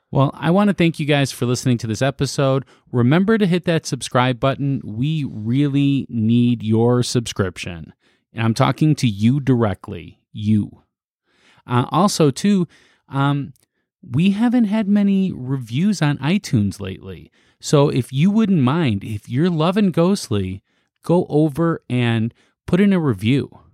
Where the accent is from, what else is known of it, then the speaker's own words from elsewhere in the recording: Chicago, Illinois, United States; I'm coming home. This is the South Side. I'm from the South Side. So, uh, I'm from Market Park area